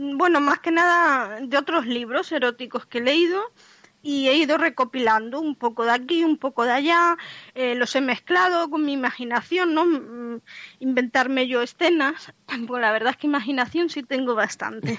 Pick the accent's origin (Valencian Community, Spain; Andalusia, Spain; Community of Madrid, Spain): Community of Madrid, Spain; Madrid; moved away as an adult; now in A Coruña, Spain; yo nací en Madrid